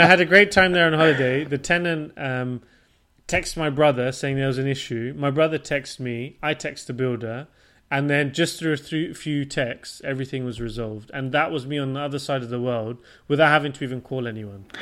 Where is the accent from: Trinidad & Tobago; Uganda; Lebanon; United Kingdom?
United Kingdom; Portsmouth, South East England; moved away as an adult; also born or lived in London / Switzerland / Denmark / Japan; now in Stockholm, Sweden; I'm born and raised from the UK